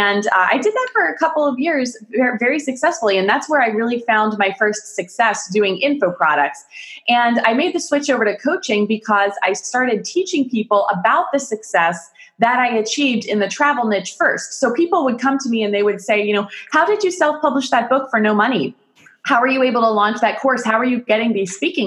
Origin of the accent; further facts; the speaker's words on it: United States; also born or lived in Pittsburgh, Pennsylvania; I'm from America. I live in Pittsburgh, Pennsylvania, the United States of America